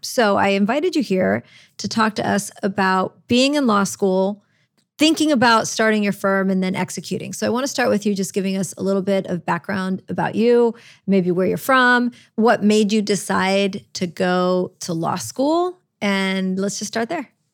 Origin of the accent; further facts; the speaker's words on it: Orlando, Florida, United States; also born or lived in Chicago, Illinois, United States; now in New Orleans, United States; I was raised in Orlando. I, I, was originally born in Chicago, but we moved to Orlando